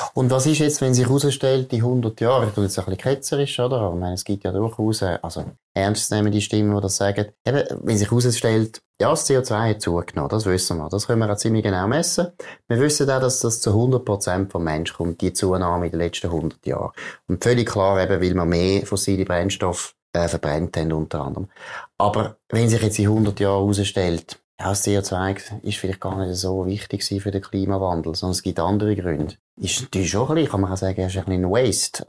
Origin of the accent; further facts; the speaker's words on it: Switzerland; ich als Schweizer